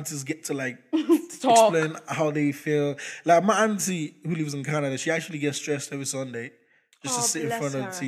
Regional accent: Ireland; accent: Irish; first language English; you're Irish, aren't you? I'm like, yeah

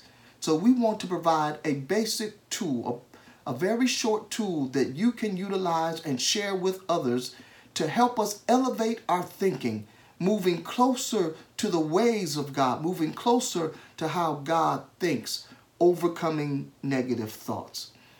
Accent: United States; as an American citizen

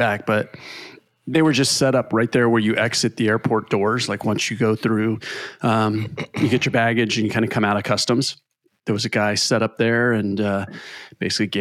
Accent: California, United States; we're from California and don't ever use trains.

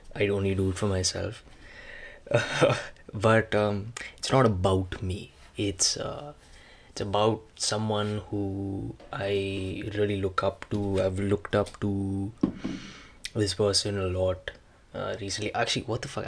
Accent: India; now in Canada; being Indian

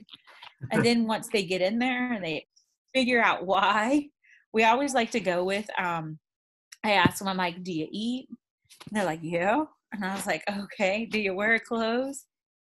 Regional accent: near Zephyrhills, Florida, United States; growing up so close to Zephyr Hills

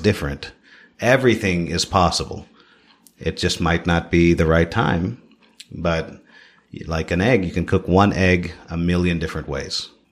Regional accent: Toronto, Ontario, Canada; also born or lived in Philippines; now in Siargao, Philippines; My family immigrated to Canada when I was four years old. Okay? I grew up in Toronto

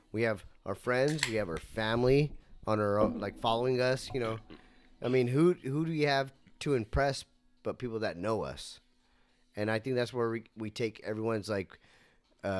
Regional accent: Oklahoma, United States; I'm from Oklahoma

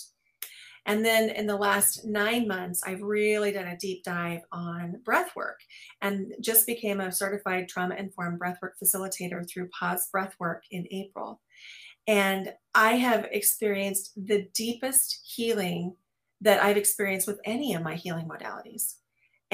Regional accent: Midwest, United States; I grew up in the Midwest

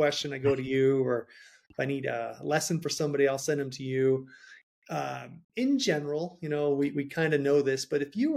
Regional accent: Rhode Island, United States; I'm from Rhode Island and accents are really bad

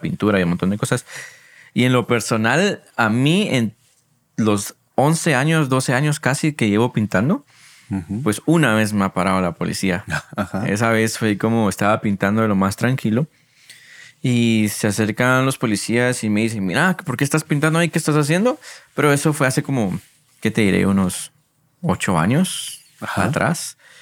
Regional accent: San Marcos, Guatemala; moved away as an adult; now in Guatemala City, Guatemala; Porque yo soy de San Marcos. Yo nací allá, estuve estudiando hasta el diversificado en San Marcos y por la universidad fue que me mudé aquí a Guatemala.

